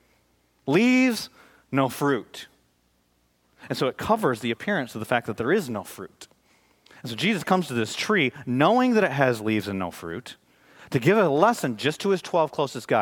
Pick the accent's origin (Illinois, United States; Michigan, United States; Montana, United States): Michigan, United States; moved away; also born or lived in Dallas, Texas; I'm from Michigan